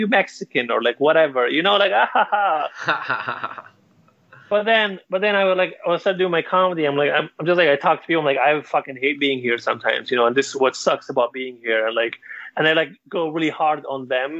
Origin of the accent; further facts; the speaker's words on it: Libya; moved away; I'm from Libya, and I have to mention like I am an immigrant